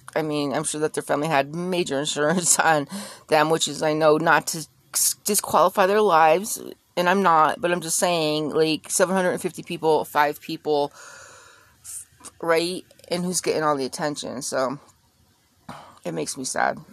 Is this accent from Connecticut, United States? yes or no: yes; Connecticut, United States; I grew up in Connecticut